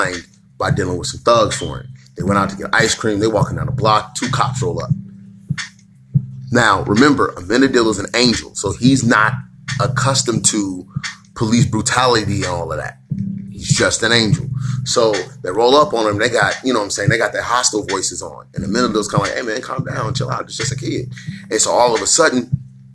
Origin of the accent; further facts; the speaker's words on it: United States; us as African American peoples